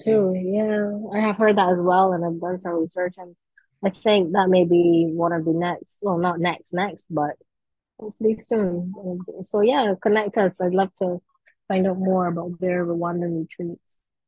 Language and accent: English; Saint Michael, Barbados; I am from the St. Michael area. So, you know, I had a very, let me see, I guess a typical Barbadian childhood